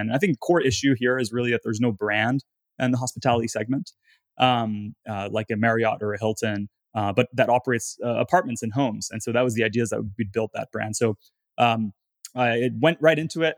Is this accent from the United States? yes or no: no; Gatineau, Quebec, Canada; moved away; I'm from a town called Gatineau, which is the, the fourth largest city in Quebec.